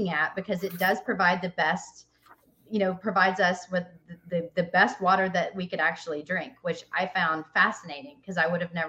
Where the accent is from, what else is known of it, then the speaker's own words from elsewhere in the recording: Nashville, Tennessee, United States; now in Atlanta, United States; I'm from Nashville